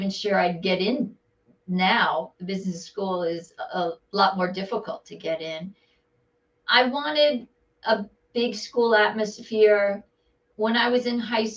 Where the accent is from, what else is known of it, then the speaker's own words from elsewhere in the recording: Bergen County, New Jersey, United States; also born or lived in New York City; I'm a true Jersey girl